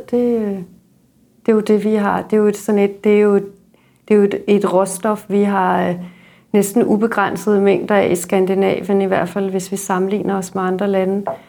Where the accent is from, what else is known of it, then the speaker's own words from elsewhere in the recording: Denmark; also born or lived in Stockholm; vi danskere er